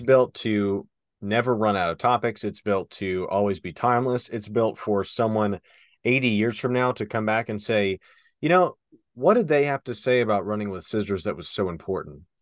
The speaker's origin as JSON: {"language": "English", "region": "Western Kentucky", "country": "United States", "moved": "yes", "said": "where we're from originally, Western Kentucky"}